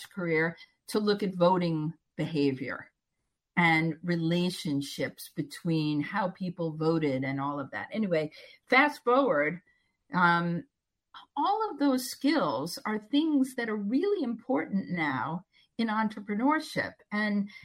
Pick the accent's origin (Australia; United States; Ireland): United States; Long Island, New York; moved away as an adult; also born or lived in Pittsburgh; I was brought up in New York, and everybody, you know, on Long Island